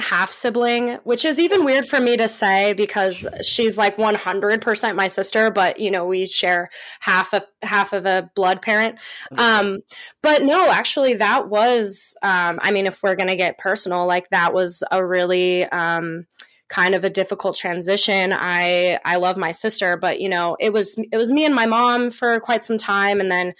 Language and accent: English; Oregon, United States; also born or lived in Bend; So I have been born and raised in Oregon. I was born in Bend, Oregon. And my mom was very young, so we lived with my grandparents there until I was 5. And then my mom moved me down to Southern Oregon